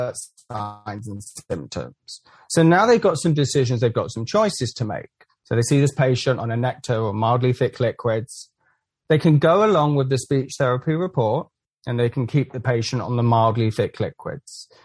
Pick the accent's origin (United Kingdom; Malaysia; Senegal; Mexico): United Kingdom; England; also born or lived in Central Florida; now in Florida, United States; I'm from England originally